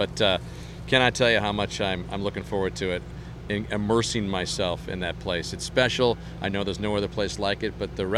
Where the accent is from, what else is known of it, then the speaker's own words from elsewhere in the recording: United States; I'm an American